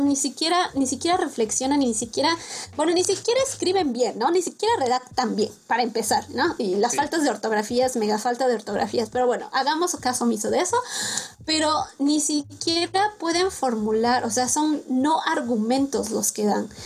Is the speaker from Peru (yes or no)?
no; Mexico; also born or lived in Sweden; Como buenos mexicanos